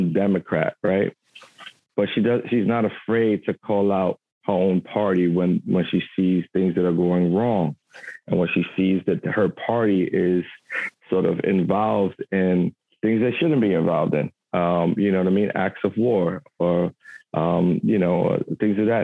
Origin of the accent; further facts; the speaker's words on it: New York City, New York, United States; I was born and raised in Brooklyn, Bushwick, Williamsburg section of New York